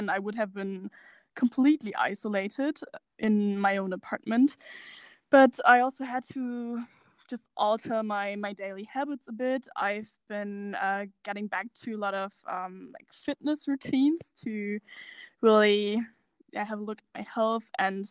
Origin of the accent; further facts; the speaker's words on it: Germany; I'm from Germany